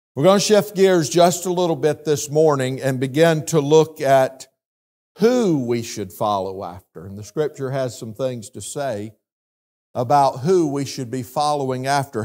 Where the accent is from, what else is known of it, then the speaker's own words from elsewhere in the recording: South Carolina, United States; moved away; being from South Carolina, you know how many times my accent has been mimicked over the last twenty-five years